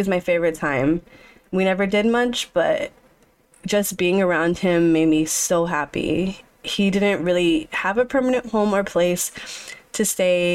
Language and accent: English; Orlando, Florida, United States; I was born May 1st in Orlando, Florida.